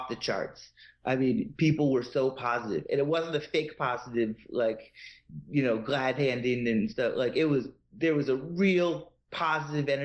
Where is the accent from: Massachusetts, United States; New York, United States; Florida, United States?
Massachusetts, United States; moved away as an adult; now in Atlanta, United States; my grounding in Boston sports and growing up in Massachusetts